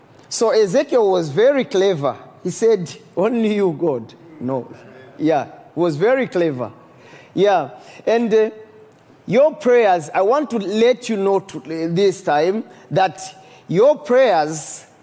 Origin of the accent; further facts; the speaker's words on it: DR Congo; also born or lived in Burundi; I'm from Congo. Yeah. When war broke in Congo, I was sent by my parents to go and do my studies in Burundi.